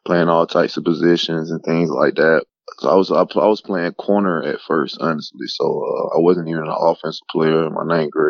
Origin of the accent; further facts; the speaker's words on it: Mobile, Alabama, United States; moved away as an adult; also born or lived in Theodore, Alabama; I played at Theodore High School in Theodore, Alabama. I'm originally from Mobile, Alabama.